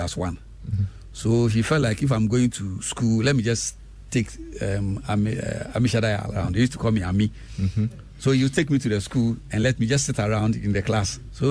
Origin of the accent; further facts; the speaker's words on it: Mpraeso, Eastern Region, Ghana; also born or lived in Larteh / Koforidua; I was born in Impraiso. And my father was then teaching at Impraiso Secondary School, which was in Pass, Kwau